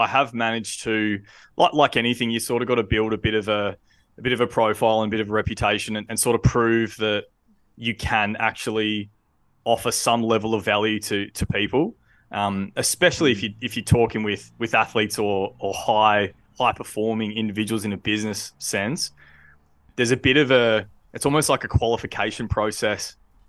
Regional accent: Victoria, Australia; So I grew up down on the Mornington Peninsula. Lovely, lovely place to grow up.

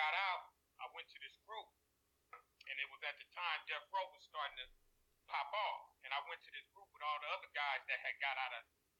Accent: Pasadena, California, United States; I'm from Killer Cali, man. I'm originally up out of Pasadena

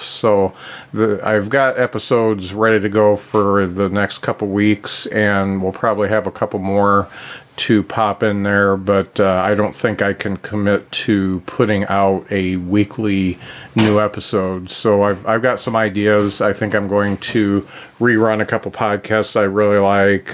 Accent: Lakeville, Indiana, United States; where I grew up in Lakeville

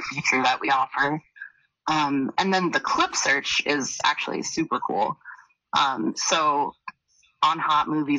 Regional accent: Philadelphia, Pennsylvania, United States; I'm from Philly

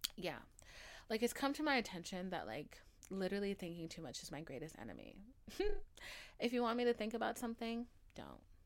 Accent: Atlanta, Georgia, United States; I'm from Atlanta.

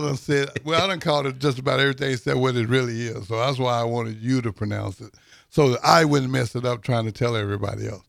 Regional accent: Texas, United States; now in Lincoln, United States; I'm from Texas

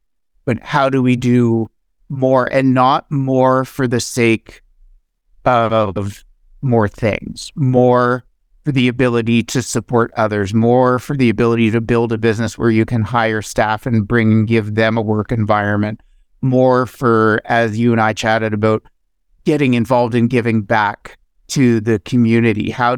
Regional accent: Ottawa, Ontario, Canada; As a kid, was cheering for the underdog. Like, I grew up in Ottawa, and we go to the Ottawa Rough Rider games

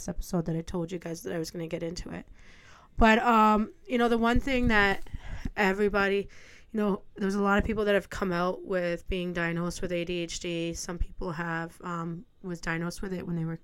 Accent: Ontario, Canada; I'm from Canada

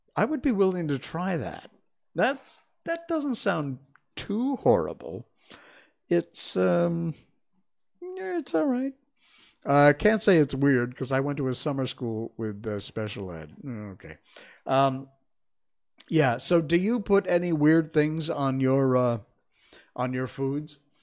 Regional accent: Cornwall, Connecticut, United States; I'm from Cornwall, Connecticut. I was born and grew up in, uh, the first half of my childhood in East Cornwall

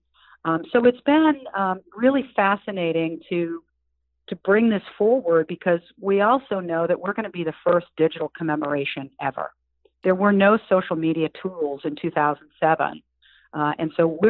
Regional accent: New England, United States; moved away as an adult; now in Virginia, United States; I'm from New England

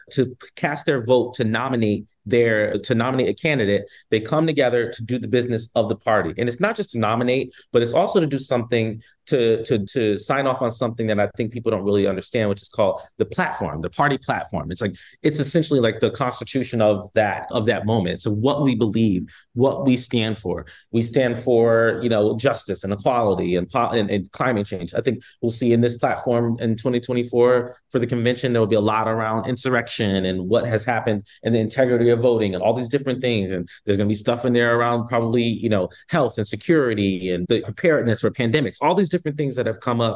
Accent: California, United States; I'm from East Coast and I'm from California

